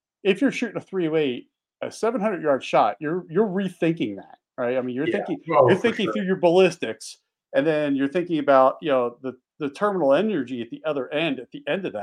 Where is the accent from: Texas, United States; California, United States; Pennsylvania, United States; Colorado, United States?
Pennsylvania, United States; moved away; also born or lived in Montana; When I grew up in Pennsylvania. You know, I when I learned how to hunt, it was in the Poconos